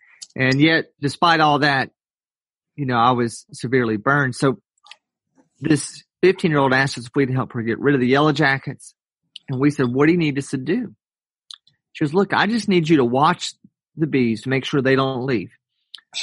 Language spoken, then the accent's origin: English; Atlanta, Georgia, United States; I was born in Atlanta, Georgia, grew up there